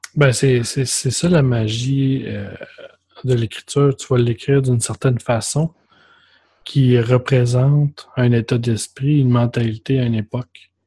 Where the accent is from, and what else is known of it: Quebec, Canada; accent: Québécois